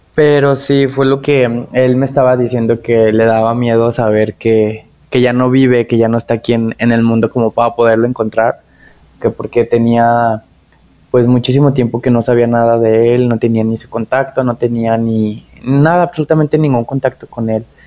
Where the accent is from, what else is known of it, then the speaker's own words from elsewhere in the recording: Tepatitlán, Jalisco, Mexico; now in Guadalajara, Mexico; allá de donde soy, que es en Tepatitlán